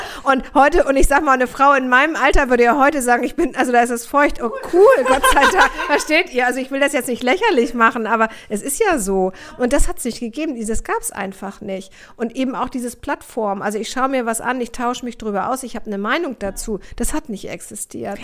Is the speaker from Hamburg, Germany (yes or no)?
yes; Hamburg, Germany; ich komme aus Hamburg, ich komme aus Hamburg Aldonor, also ganz nah am Kiez